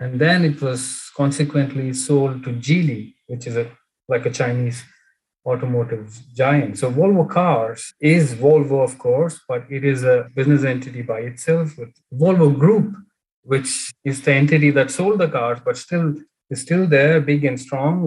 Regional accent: Bangalore, Karnataka, India; moved away as an adult; now in Sweden; I grew up in Bangalore.

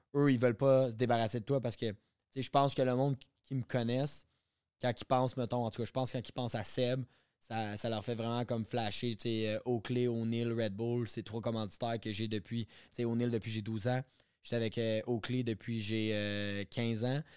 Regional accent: Quebec, Canada; Quand je reviens chez nous au Québec

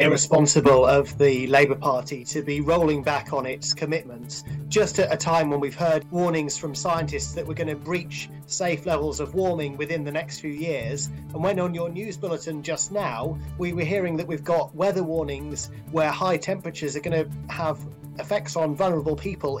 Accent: Cornwall, South West England, United Kingdom; I grew up in Cornwall

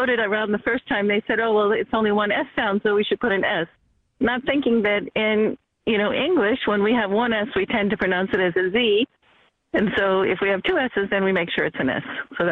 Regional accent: United States; I grew up in America.

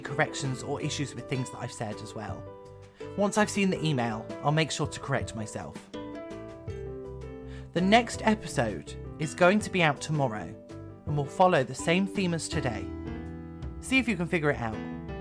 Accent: Somerset, South West England, United Kingdom; I grew up in Somerset

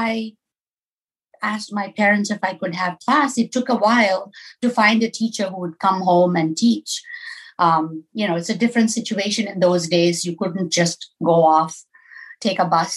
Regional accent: Southeast India, India; moved away as an adult; now in Minneapolis, United States; I grew up in India

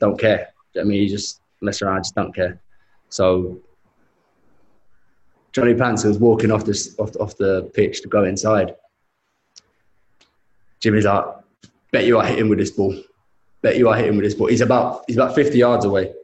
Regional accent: London, United Kingdom; I'm from Shepherd's Bush, West London

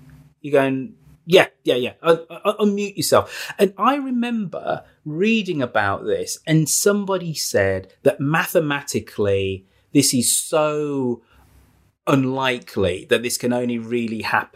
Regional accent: Birmingham, West Midlands, United Kingdom; my hometown in Birmingham

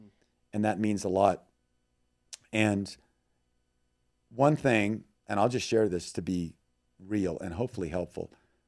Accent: Thailand; also born or lived in Myanmar; we're from the jungle, we've been in Burma 20 years, I grew up in Thailand

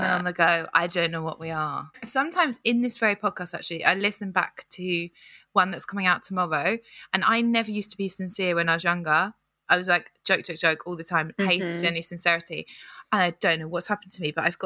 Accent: United Kingdom; we're British.

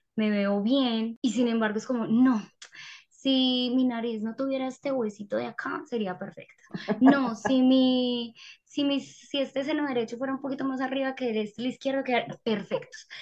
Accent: Paisa, Antioquia, Colombia; nosotros los paisas

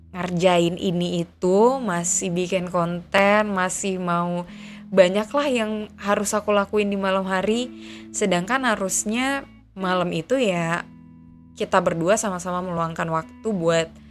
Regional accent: Aceh, Indonesia; moved away as an adult; now in Jakarta, Indonesia; Aku besar dan tinggal di Aceh

